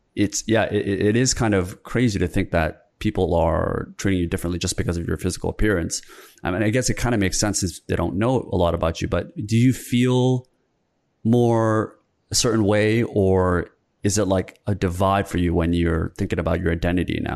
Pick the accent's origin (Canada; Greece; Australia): Canada; also born or lived in South Korea; I grew up in Korea. I was born in Korea until I was seven, moved to Canada